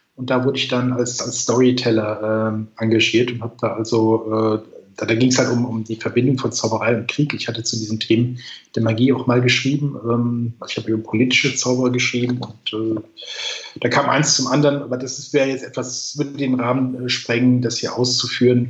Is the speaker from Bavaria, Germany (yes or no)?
no; Kaiserslautern, Rhineland-Palatinate, Germany; moved away; ich komme ursprünglich aus Kaiserslautern